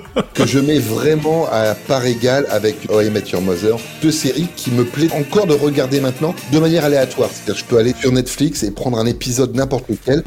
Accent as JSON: {"language": "French", "town": "Beaurevoir", "region": "Hauts-de-France", "country": "France", "tie": "born or raised there", "also_born_or_lived": "Saint-Quentin", "moved": "yes", "said": "Je suis né à Saint-Quentin, dans la même ville que Sébastien Coé"}